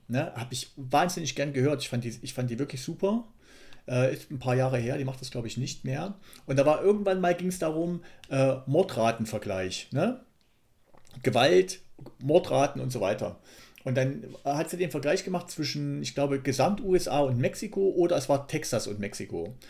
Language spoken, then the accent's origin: German; Thuringia, Germany; ich komme aus Ostdeutschland